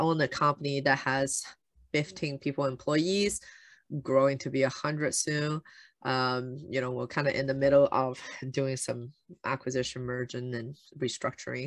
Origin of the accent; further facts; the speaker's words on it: Shanghai, China; moved away; I grew up in China